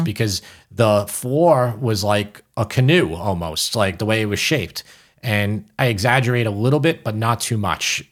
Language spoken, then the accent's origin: English; New York City, New York, United States; accent: New York